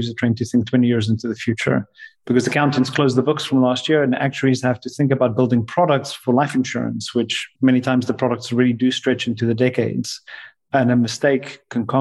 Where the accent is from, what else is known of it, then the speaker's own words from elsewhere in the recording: South Africa; my time growing up in South Africa playing rugby